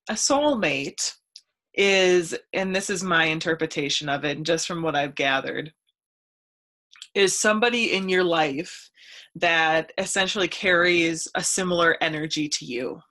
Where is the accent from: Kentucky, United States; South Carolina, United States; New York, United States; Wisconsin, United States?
Wisconsin, United States; Stanley; i was from a really really tiny town i was from stanley wisconsin